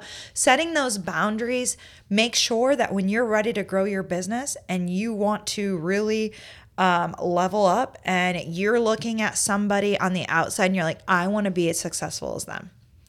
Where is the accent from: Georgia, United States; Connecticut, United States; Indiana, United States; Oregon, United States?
Indiana, United States; I came to South Carolina from Indiana, and Indiana, they are closed on Sundays.